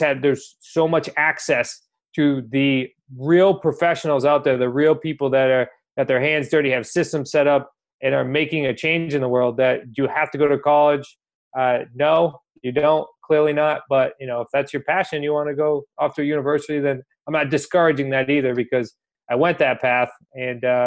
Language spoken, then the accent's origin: English; New England, United States; We're from New England.